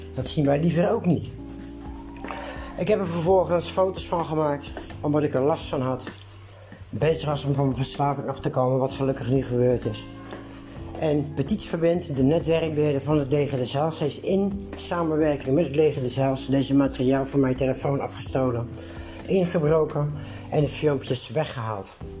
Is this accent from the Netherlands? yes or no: yes; Netherlands; als Nederlander